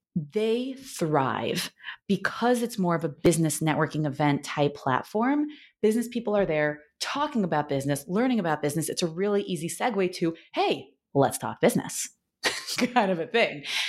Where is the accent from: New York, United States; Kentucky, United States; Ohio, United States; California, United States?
New York, United States; now in Los Angeles, United States; I'm from New York and I, now I live in Los Angeles